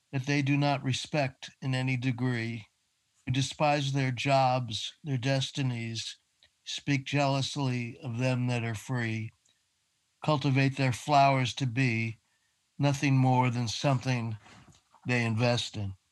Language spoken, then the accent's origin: English; New York City, New York, United States; Well, I was born on the Upper West Side, 79th Street and Riverside Drive.